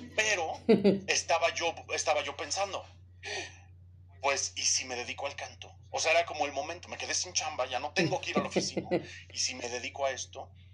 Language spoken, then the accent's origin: Spanish; Mexico; moved away as an adult; Yo regresé a México en 2009, 2010